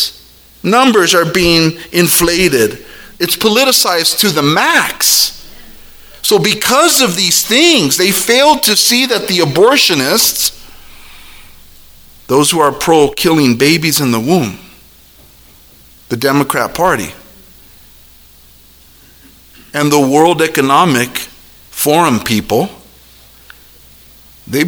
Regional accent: United States; we're Americans

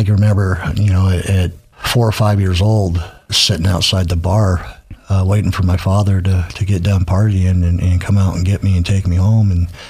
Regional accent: Barstow, California, United States; now in Boise, United States; I was born in Barstow, California, Southern California.

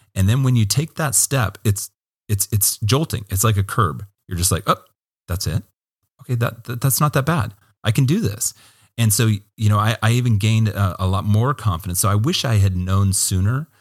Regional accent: Hermiston, Oregon, United States; I loved growing up in Hermiston

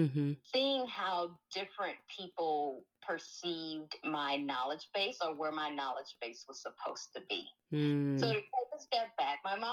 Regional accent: Alexandria, Louisiana, United States; moved away as an adult; now in Los Angeles, United States; I grew up in Alexandria, Louisiana.

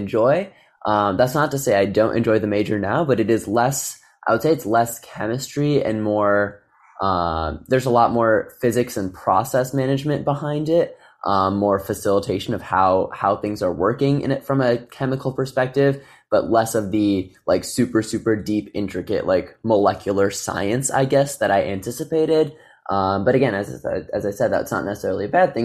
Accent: Naperville, Illinois, United States; I'm from a suburb of Chicago, Naperville, Illinois.

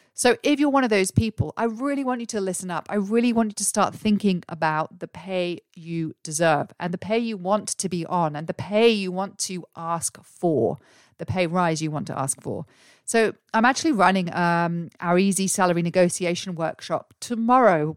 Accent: England, United Kingdom; now in Australia; I'm English, but I live here in Australia.

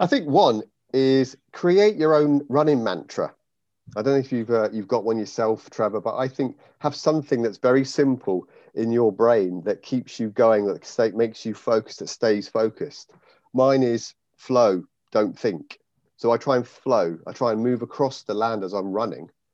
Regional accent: United Kingdom; now in Raunds, Northamptonshire, United Kingdom; I grew up in the Wye Valley

